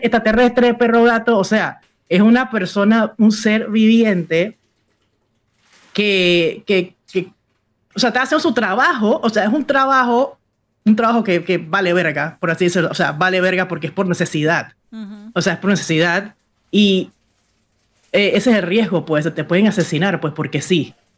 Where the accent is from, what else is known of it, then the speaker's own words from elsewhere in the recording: Panama City, Panama; yo soy panameña. Panameña, ciudad de Panamá, mi abuela de Guararé